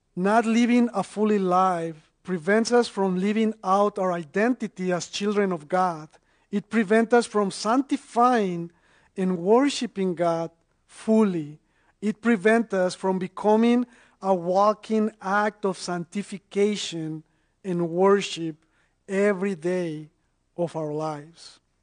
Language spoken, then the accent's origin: English; Mexico; now in North Carolina, United States; I, am originally from Mexico and, and I've been in the United States since 2003. So, so I'm an immigrant